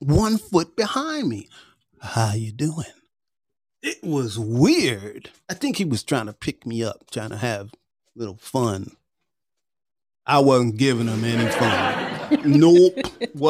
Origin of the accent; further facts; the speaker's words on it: Northeast, United States; moved away; I grew up in the Northeast also.